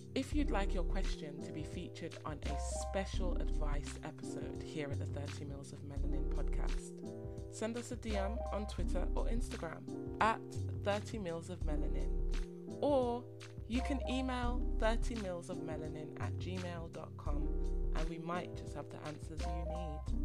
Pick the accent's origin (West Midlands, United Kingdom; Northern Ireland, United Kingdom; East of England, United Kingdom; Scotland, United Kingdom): West Midlands, United Kingdom; Birmingham; moved away as an adult; now in London, United Kingdom; I'm from Birmingham. You might hear the slight accent.